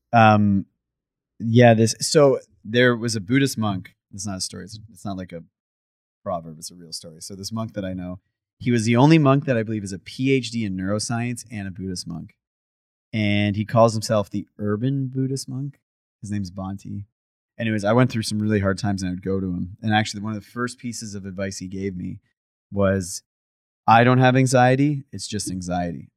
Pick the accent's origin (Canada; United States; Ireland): Canada; I'm from Canada